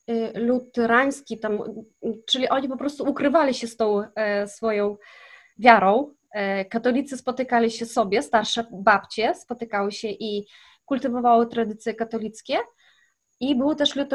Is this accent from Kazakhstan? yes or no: yes; Kazakhstan; moved away as an adult; now in Poland; wychowałam się w Kazachstanie, e, w miejscowości, gdzie właśnie mieszkali zesłańcy z Polski i to byli Niemcy i Polacy.